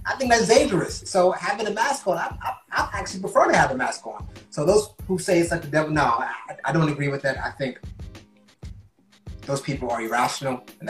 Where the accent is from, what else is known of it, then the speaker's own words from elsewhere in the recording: Newark, New Jersey, United States; an African-American individual from born and raised in Newark, New Jersey, but also West African